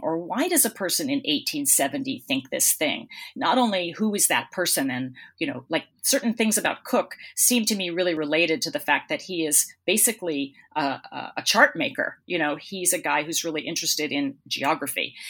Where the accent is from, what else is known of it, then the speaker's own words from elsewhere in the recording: Boston, Massachusetts, United States; moved away as an adult; also born or lived in Melbourne, Australia / West Coast, United States; I come from Boston, you know, and, and I live in Boston now